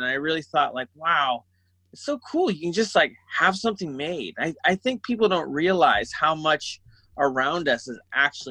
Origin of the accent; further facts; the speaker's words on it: San Francisco, California, United States; I grew up in San Francisco for the most part.